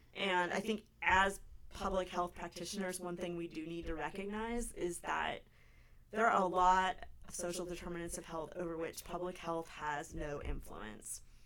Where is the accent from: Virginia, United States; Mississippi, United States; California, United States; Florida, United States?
California, United States; now in Anchorage, United States; I grew up in California